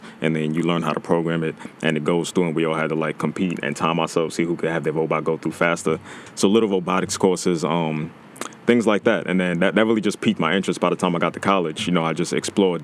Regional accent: New York City, New York, United States; I'm from Brooklyn, New York, East New York

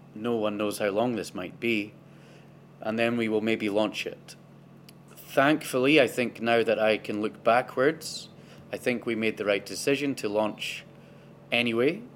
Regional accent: Inverness, Scotland, United Kingdom; i am from Inverness originally. That's where I was born and where I grew up.

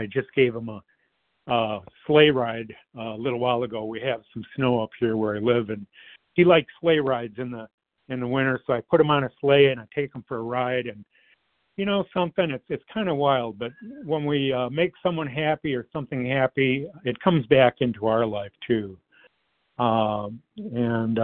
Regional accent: Detroit, Michigan, United States; I grew up in the Metro Detroit area

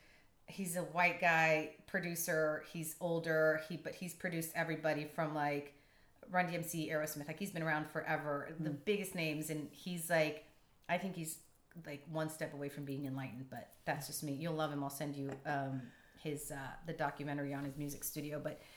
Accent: Tijuana, Baja California, Mexico; now in San Diego, United States; growing up in Tijuana

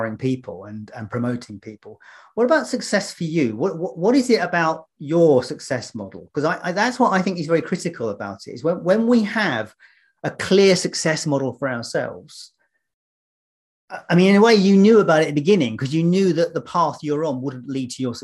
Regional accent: London, United Kingdom; now in Scotland, United Kingdom; I'm actually a Londoner living in Scotland.

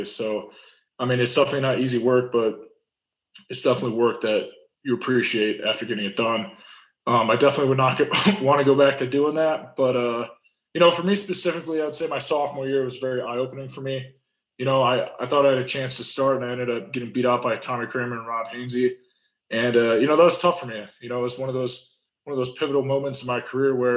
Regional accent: Cleveland, Ohio, United States; moved away as an adult; growing up in Cleveland, Ohio

